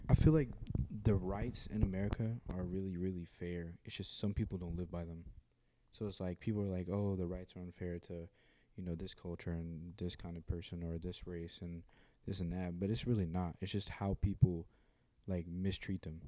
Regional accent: United States; I'm American

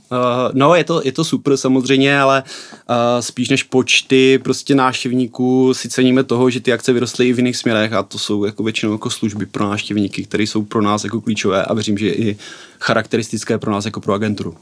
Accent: Bystřice pod Hostýnem, Zlín Region, Czechia; já jsem z Bystřice pod Hostýnem, což hmm. je město na východě Moravy, kousek od Zlína

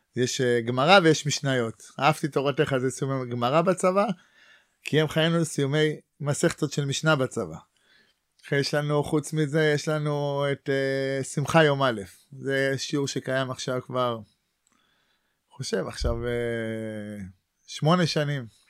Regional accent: Ra'anana, Central District, Israel; moved away as an adult; also born or lived in Neve, Gaza envelope / Atzmona; ואני גדלתי ברעננה

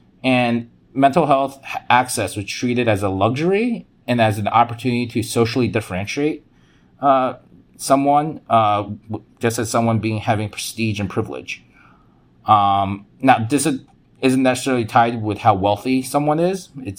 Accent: United States; So I was also told sometimes that because I grew up poor in America, I default was traumatized by poverty

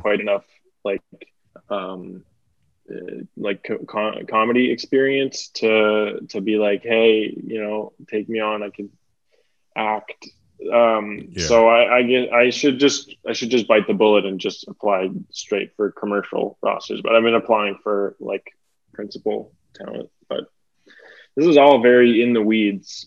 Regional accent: Burnaby, British Columbia, Canada; also born or lived in Toronto / Port Moody, British Columbia / Victoria, British Columbia; now in Vancouver, Canada; I was born in Toronto, lived there till I was two. Then I moved to Burnaby, British Columbia, then to Port Moody, British Columbia when I was 13

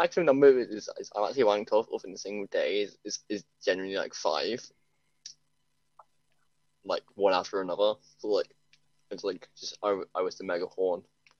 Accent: Birmingham, West Midlands, United Kingdom; I am from the Brum.

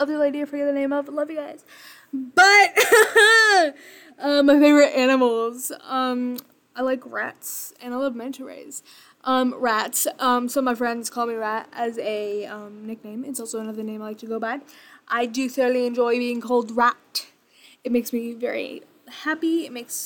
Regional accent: Bellevue, Nebraska, United States; Hometown, I am from Bellevue, Nebraska, the Midwest. It's very, very, very boring here. I've lived here my entire life.

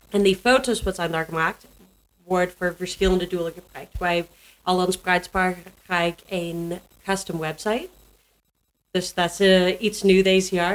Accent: Canada; Dutch is a second language; moved away as an adult; also born or lived in Germany; now in Netherlands; ik kom uit Canada

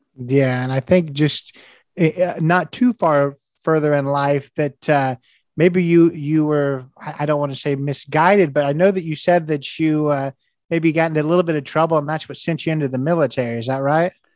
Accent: Indiana, United States; I'm from Indiana.

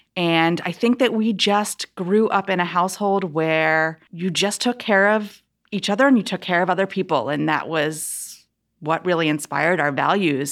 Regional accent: Philadelphia, Pennsylvania, United States; I grew up outside of Philadelphia, in the suburbs of Philadelphia

